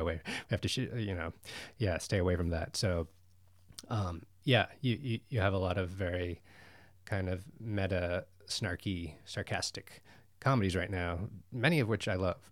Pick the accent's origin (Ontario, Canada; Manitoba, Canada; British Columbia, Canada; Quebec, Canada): Ontario, Canada; Ottawa; moved away; also born or lived in Montreal / Toronto; I'm Canadian, I'm from Ottawa.